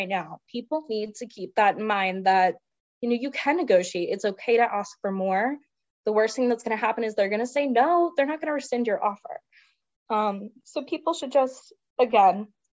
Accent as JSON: {"language": "English", "town": "Salisbury", "region": "Maryland", "country": "United States", "tie": "born or raised there", "also_born_or_lived": "Washington, D.C.", "moved": "as an adult", "said": "if I was living in my hometown of Salisbury, Maryland"}